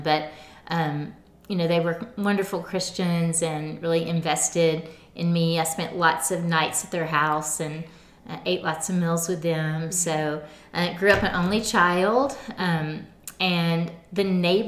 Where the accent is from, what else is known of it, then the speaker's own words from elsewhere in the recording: Camden, Arkansas, United States; now in Northwest Arkansas, United States; I was born and raised in Camden, in South Arkansas